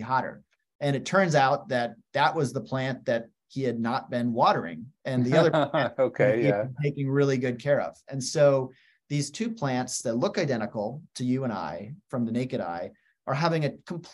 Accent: Western United States, the Rockies, United States; now in Washington, D.C., United States; I spent a lot of time growing up in the Western United States, in the Rockies.

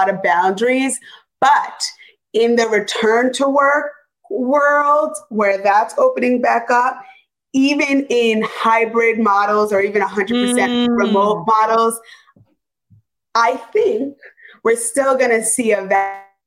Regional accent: New York, United States; moved away as an adult; now in Los Angeles, United States; I was, you know, a New Yorker

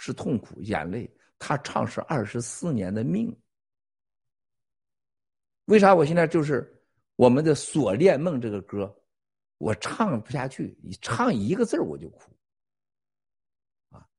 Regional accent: Shandong, China; 他是这个山东老老我老乡，和咱山东老家

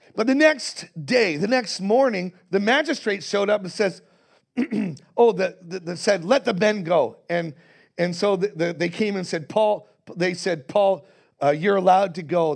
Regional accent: Canada; I am, as a Canadian

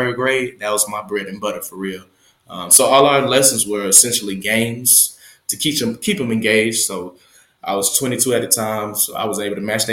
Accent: Atlanta, Georgia, United States; I'm born and raised in Atlanta, Georgia.

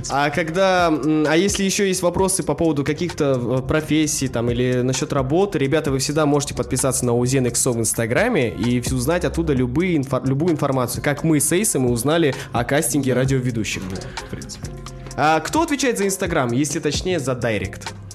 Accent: Aktobe, Aktobe Region, Kazakhstan; Мне 23 года, я городом из Актюбинска.

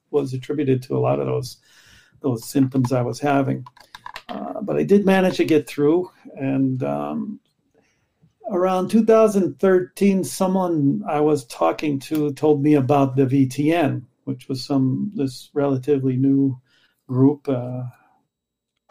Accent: United States; moved away as an adult; also born or lived in Chicago / Paris, France; now in Montreal, Canada; I was from the States

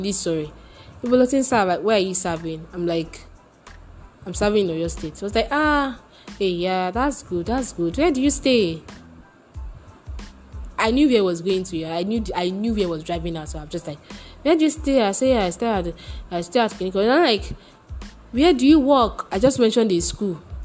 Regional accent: Nigeria; as a Nigerian person

